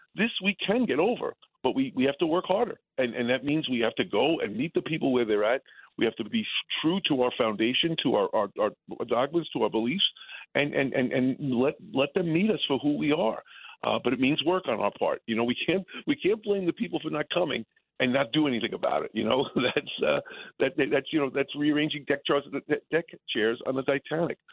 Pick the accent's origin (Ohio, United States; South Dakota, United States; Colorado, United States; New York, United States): New York, United States; New York City; I grew up in the Bronx